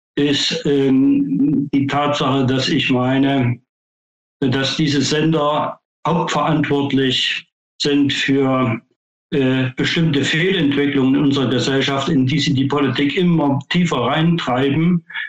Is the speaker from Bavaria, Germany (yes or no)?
no; Thuringia, Germany; moved away; also born or lived in Dresden, Saxony; ich komme ja ursprünglich aus Thüringen